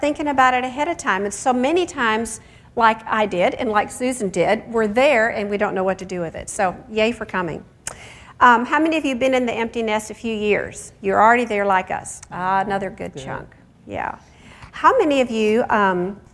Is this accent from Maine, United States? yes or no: no; near Chicago, Illinois, United States; I grew up near Chicago